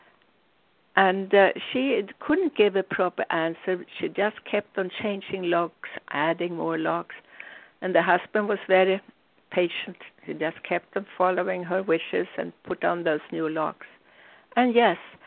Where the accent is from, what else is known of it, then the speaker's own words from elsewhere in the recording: Sweden; When I grew up in Sweden